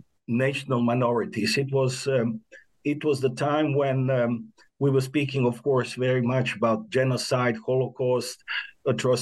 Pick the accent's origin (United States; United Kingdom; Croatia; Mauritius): Croatia; Zagreb, City of Zagreb; I was born in Zagreb. I graduated in Zagreb